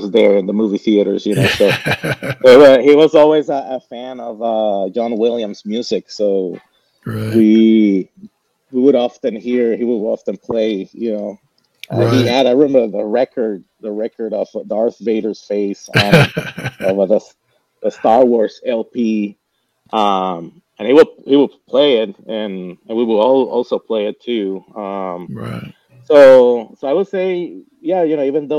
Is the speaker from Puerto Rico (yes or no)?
yes; Caguas, Puerto Rico; moved away as an adult; So I grew up right in my hometown. It's called Caguas.